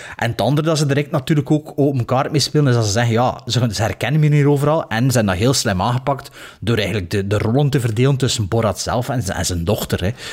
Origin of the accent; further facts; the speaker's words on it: Belgium; als Belg